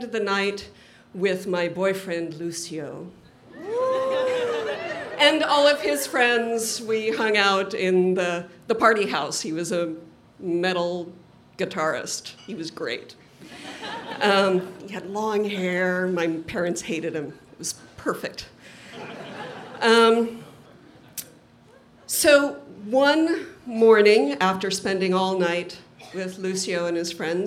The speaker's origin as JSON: {"language": "English", "town": "Provo", "region": "Utah", "country": "United States", "tie": "born or raised there", "said": "I grew up in Provo, Utah"}